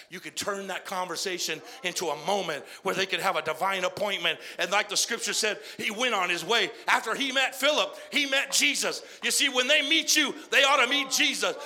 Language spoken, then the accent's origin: English; Arizona, United States; I grew up in Arizona